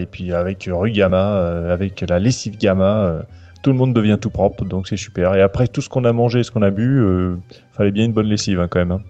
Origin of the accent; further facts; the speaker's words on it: Calvados, Normandy, France; je suis du Calvados